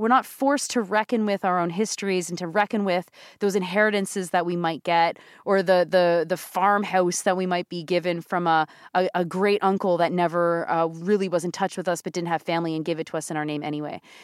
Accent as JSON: {"language": "English", "region": "Southern Ontario", "country": "Canada", "tie": "born or raised there", "said": "Southern Ontario perspective, Northern Ontario, if you think of the other side of my family, but of course I grew up in the South"}